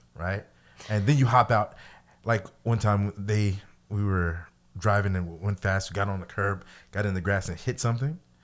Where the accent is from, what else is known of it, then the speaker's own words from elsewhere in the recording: Missouri, United States; I'm from Missouri